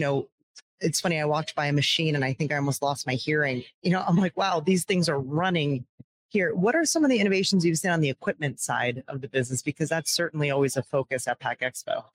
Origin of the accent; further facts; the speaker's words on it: Downingtown, Pennsylvania, United States; my hometown of downingtown pennsylvania was a huge paper mill area